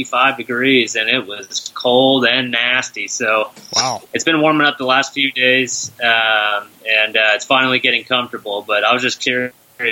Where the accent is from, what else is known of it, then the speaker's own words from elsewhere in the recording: San Jose, California, United States; I'm from San Jose, California